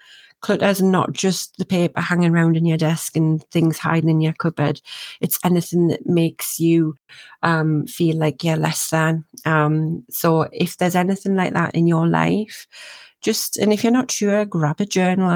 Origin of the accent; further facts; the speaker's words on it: Northumberland, North East England, United Kingdom; my accent from where I'm from is from a place called Northumberland